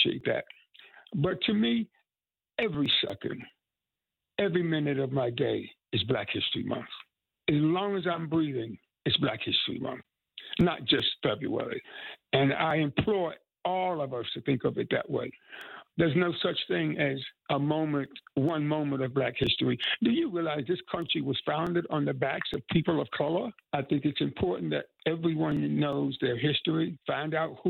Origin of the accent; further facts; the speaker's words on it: Tryon, North Carolina, United States; moved away; come back to my home state, an hour away from where I was born